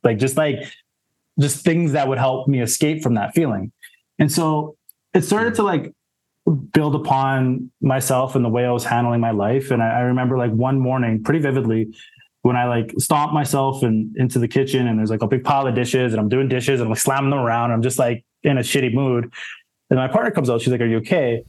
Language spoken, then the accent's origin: English; Saskatoon, Saskatchewan, Canada; moved away as an adult; also born or lived in Alberta; now in Toronto, Canada; I grew up in Saskatoon, that was where I was born and raised, in Saskatchewan.